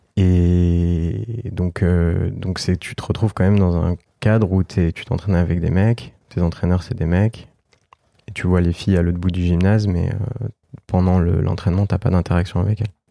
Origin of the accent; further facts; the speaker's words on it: France; j'ai grandi en France avec ma mère